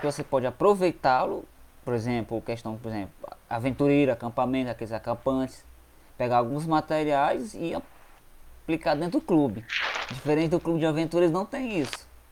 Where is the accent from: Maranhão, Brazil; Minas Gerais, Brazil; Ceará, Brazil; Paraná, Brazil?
Ceará, Brazil; Quixadá; sou daqui mesmo de Quixadá, do Ceará.